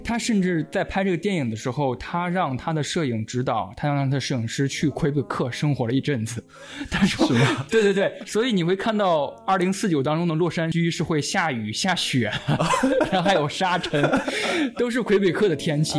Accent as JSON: {"language": "Chinese", "country": "China", "said": "当然我是一个中国人，一个亚洲人的身份"}